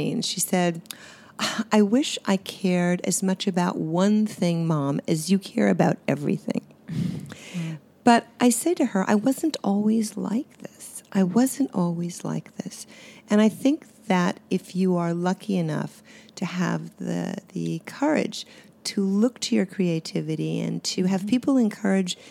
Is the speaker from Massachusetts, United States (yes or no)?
yes; Swampscott, Massachusetts, United States; I grew up in Swampscott, which was an ocean community on the seashore, Swampscott, Marblehead.